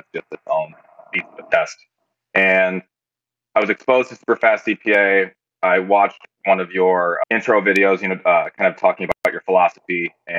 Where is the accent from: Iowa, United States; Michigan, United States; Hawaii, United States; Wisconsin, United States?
Iowa, United States; Cedar Rapids; Cedar Rapids, Iowa. So not too far away, about a 4-hour drive. And then I attended University of Iowa.